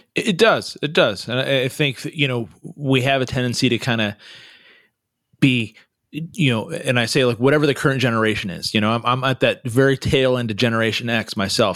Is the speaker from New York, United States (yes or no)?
no; California, United States; I'm a Californian, so, you know, I, I say things a little differently